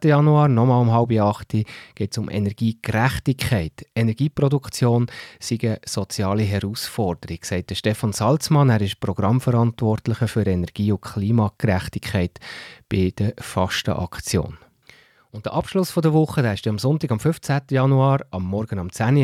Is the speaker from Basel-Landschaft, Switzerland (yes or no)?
no; Bernese Oberland, Switzerland; bei uns im Berner Oberland